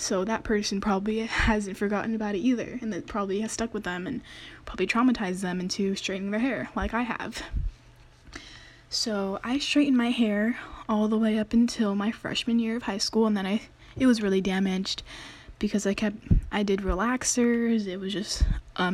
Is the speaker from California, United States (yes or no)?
yes; Daly City, California, United States; I went to a predominantly Asian middle school. If you know Daly City, it is the most populated place full of Filipinos